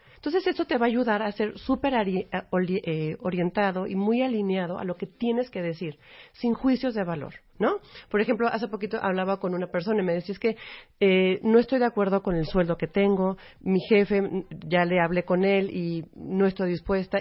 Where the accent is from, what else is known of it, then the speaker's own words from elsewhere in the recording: Mexico; somos parte de México